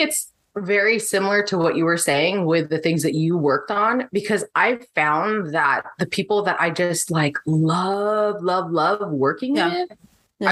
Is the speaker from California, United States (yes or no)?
yes; San Diego, California, United States; moved away as an adult; now in Menifee, United States; I grew up in San Diego. I am now in the Menifee area